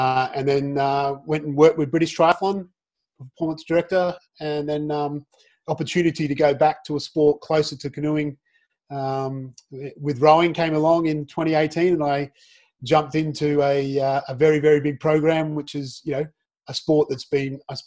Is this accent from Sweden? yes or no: no; Australia; moved away as an adult; now in United Kingdom; a kid growing up in Australia